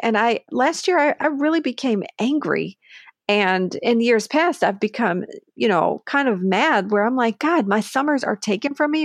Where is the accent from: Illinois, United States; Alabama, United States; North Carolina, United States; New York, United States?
New York, United States; Buffalo; moved away; I grew up in Buffalo with cold weather.